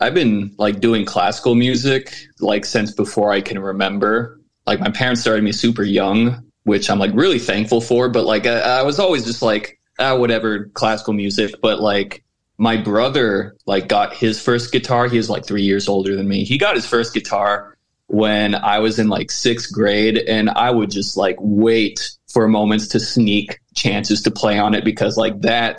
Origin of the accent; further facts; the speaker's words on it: the Valley, Texas, United States; moved away as an adult; now in Houston, United States; I'm from the Valley originally.